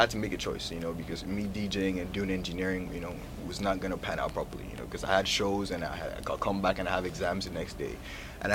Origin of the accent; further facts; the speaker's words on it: Lagos, Nigeria; also born or lived in Brooklyn, New York; now in United States; I'm from Lagos, Nigeria, but I was born in New York. You know, I was born in Brooklyn, New York, you know, so I was raised back in Nigeria